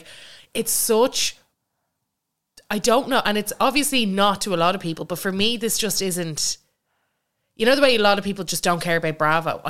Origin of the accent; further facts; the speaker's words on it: Ireland; I'm in Donegal.